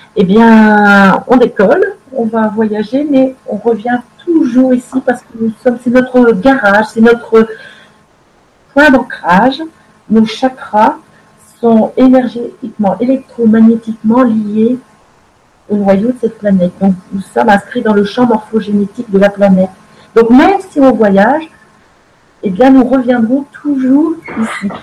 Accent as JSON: {"language": "French", "country": "France", "said": "chez nous en France"}